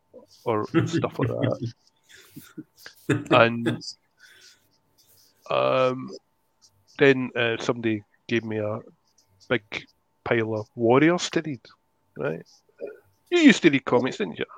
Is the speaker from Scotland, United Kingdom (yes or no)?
yes; Ardrossan, Scotland, United Kingdom; I'm from Madrossan.